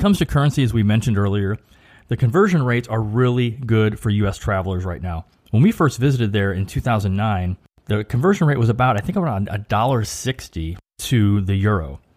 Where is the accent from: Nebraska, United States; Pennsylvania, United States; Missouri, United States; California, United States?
Missouri, United States; St. Louis; a St. Louis Cardinals baseball hat, my hometown baseball team